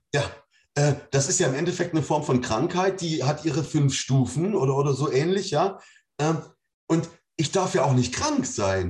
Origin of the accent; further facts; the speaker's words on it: Germany; Ich komme aus der DDR, da gibt es keinen Gott.